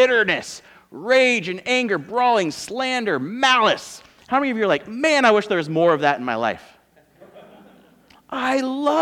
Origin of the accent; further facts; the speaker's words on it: California, United States; moved away; We're from California